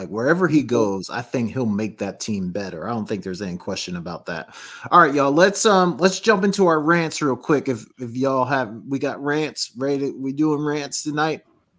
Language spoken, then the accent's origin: English; New Jersey, United States; growing up in South Jersey